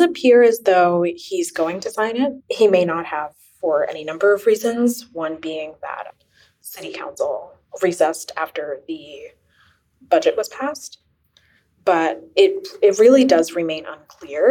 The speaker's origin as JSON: {"language": "English", "town": "Philadelphia", "region": "Pennsylvania", "country": "United States", "said": "I'm originally from the Roxborough Manayunk area"}